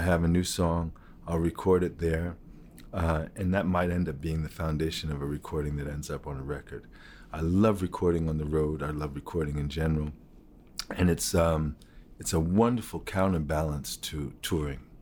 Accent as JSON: {"language": "English", "country": "United States", "said": "being an American, African-American artist who, who played roots music"}